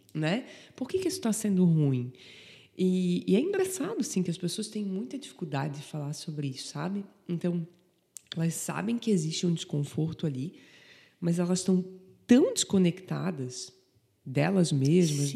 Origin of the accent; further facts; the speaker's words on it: Antônio Carlos, Santa Catarina, Brazil; Eu sou de Antônio Carlos